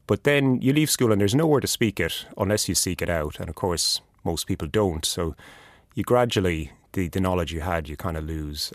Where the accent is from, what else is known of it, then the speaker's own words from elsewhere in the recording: Killarney, Munster, Ireland; moved away as an adult; now in Christchurch, New Zealand; I come from Killarney in County Kerry in Ireland, and I live in Oh, Taotahi